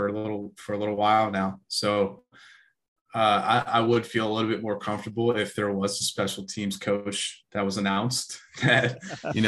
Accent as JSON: {"language": "English", "region": "Arkansas", "country": "United States", "said": "my home state here in Arkansas"}